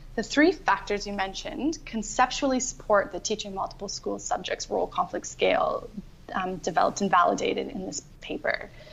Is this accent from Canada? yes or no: yes; Canada; moved away as an adult; also born or lived in Ireland; now in Australia; I'm originally from Canada, and I just keep moving further and further away